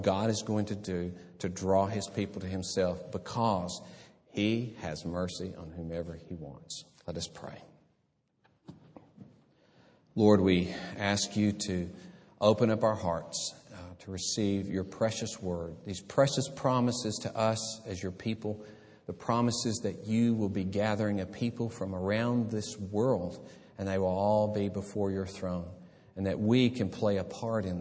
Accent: about an hour from Birmingham, Alabama, United States; this church in Birmingham, about an hour from my hometown

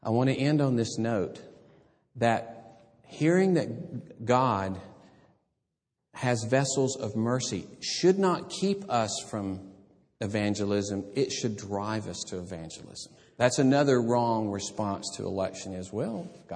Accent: about an hour from Birmingham, Alabama, United States; this church in Birmingham, about an hour from my hometown

